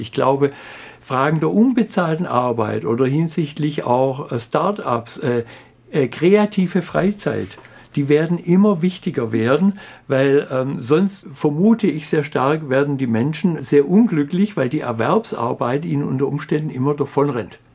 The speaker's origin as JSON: {"language": "German", "region": "Swabia", "country": "Germany", "said": "als Schwabe"}